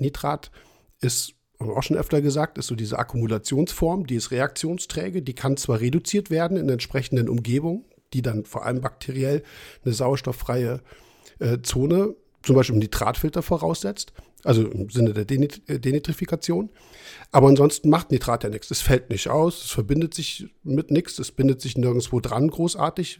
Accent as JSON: {"language": "German", "town": "Trier", "region": "Rhineland-Palatinate", "country": "Germany", "said": "aus meiner äh, Generation und Ecke, wo ich herkomme, habe ich ja schon ein paar Mal erwähnt, Trier"}